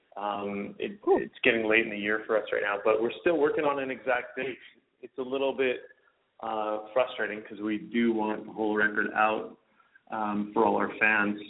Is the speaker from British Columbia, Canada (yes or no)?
yes; Vancouver, British Columbia, Canada; Vancouver, my hometown here is such an amazing uh culinary city